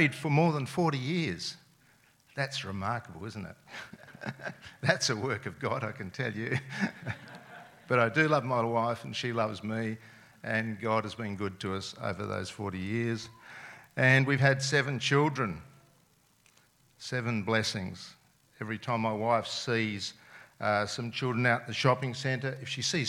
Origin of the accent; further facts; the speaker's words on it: Adelaide, South Australia, Australia; first language Serbian; English is a second language; I was born and lived in Adelaide my whole life